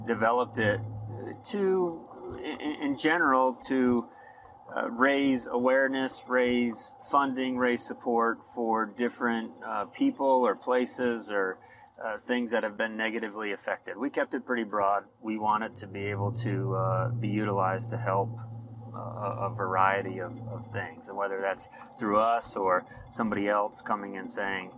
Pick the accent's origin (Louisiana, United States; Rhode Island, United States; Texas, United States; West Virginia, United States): Rhode Island, United States; Middletown; moved away as an adult; also born or lived in Ohio; now in Farmington, United States; growing up in Rhode Island, growing up on the ocean